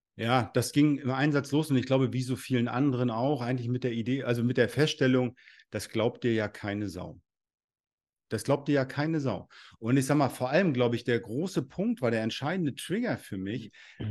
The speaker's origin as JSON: {"language": "German", "town": "Rostock", "region": "Mecklenburg-Vorpommern", "country": "Germany", "said": "ich komme aus Rostock, Mecklenburg-Vorpommern hier"}